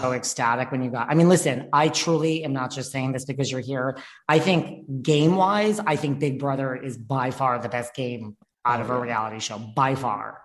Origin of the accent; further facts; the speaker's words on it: New York, United States; I'm from New York too, but I still live here